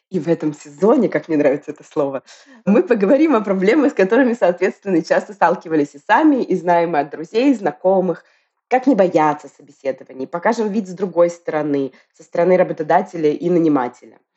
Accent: Moscow, Russia; now in Tbilisi, Georgia; При этом я родом из Москвы, ты из Петербурга, и вот мы поддерживали связь все это время и волю суп случайно оказались в Тбилиси в этом году.

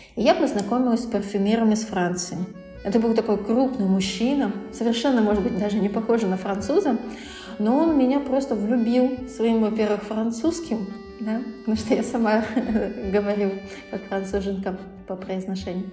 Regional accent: Kirov, Kirov Oblast, Russia; я, а, сама из Кирова

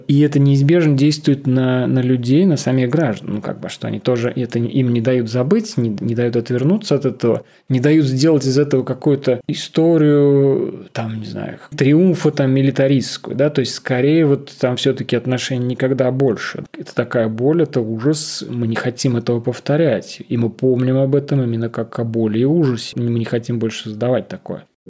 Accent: Russia; moved away as an adult; also born or lived in Moscow / Piran, Slovenia; now in Ljubljana, Slovenia; Будучи россиянином, который переехал в Словению, живущим в маленьком городке

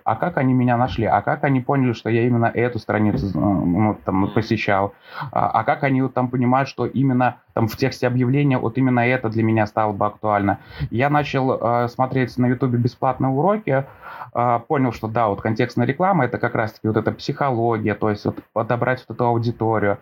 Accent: Velikiye Luki, Pskov Oblast, Russia

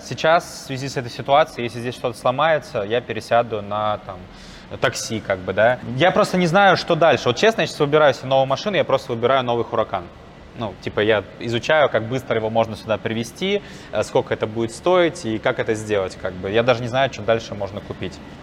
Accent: Volgograd, Volgograd Oblast, Russia; moved away; also born or lived in Moscow; я, ну, сам из Волгограда

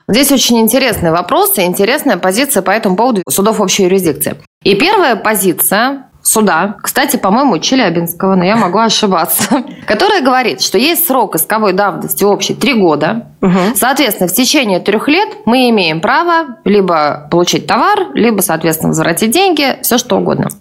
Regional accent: Tula, Tula Oblast, Russia; мой родной город, Тула

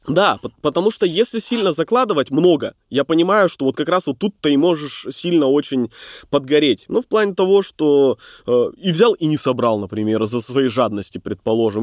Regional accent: Bratsk, Irkutsk Oblast, Russia; moved away as an adult; now in Irkutsk, Russia; Но я сам из Братска, но всю свою деятельность вел в Иркутске.

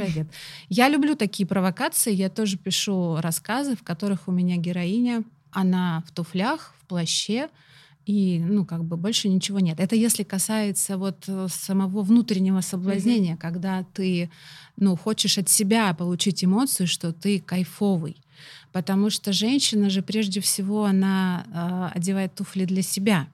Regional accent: Russia; у нас в России

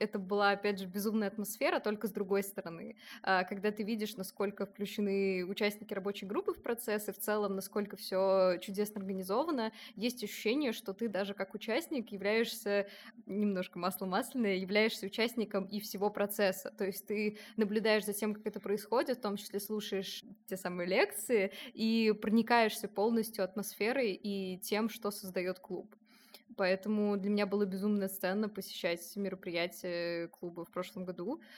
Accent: Samara, Samara Oblast, Russia; Я вообще приехала из Самары, сейчас на втором курсе УГТР.

